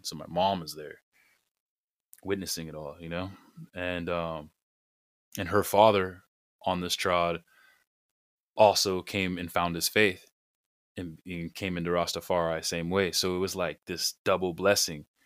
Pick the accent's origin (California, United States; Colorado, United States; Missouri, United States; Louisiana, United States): California, United States; also born or lived in Arizona / Jamaica; growing up in California